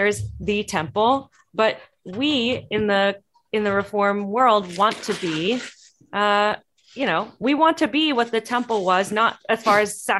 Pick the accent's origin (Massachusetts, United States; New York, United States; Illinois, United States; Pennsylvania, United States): Illinois, United States; Northwest suburbs of Chicago; moved away as an adult; also born or lived in Cincinnati; now in Greensboro, United States; I'm from Chicago. My family is from Chicago. I grew up in the Northwest suburbs. And I'm one of those weird people who's almost my entire family lives in that area. I'm in North Carolina.